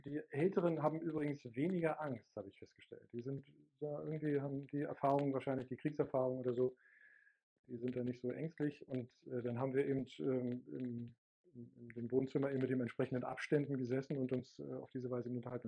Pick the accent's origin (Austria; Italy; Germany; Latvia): Germany; GDR, East Germany; now in Hamburg, Germany; bin ja aus der DDR